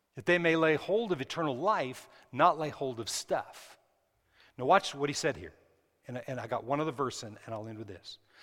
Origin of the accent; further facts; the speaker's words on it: New Mexico, United States; I was raised in New Mexico.